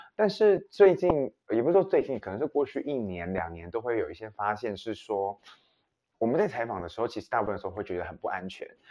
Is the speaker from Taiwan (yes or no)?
yes; Taiwan; 身为台湾人